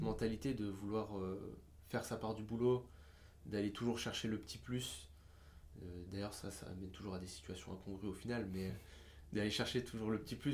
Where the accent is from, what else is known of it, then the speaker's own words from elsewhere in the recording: France; on est français